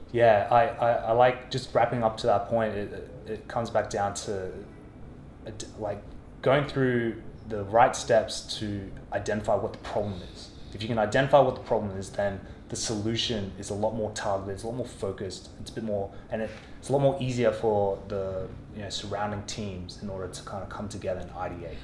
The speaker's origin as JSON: {"language": "English", "country": "Australia", "tie": "born or raised there", "said": "growing up in Australia, working in corporate offices in Australia"}